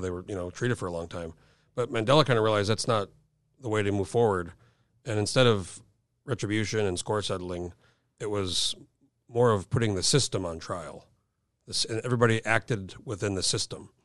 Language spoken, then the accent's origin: English; New Mexico, United States; I grew up in New Mexico